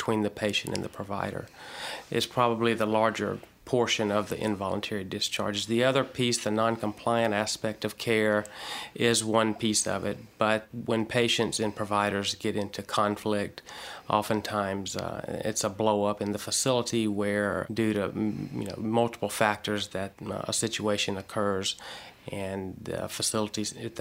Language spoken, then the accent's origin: English; Louisiana, United States; accent: Southern; now in Texas, United States; I grew up in Louisiana, and now I live in Texas.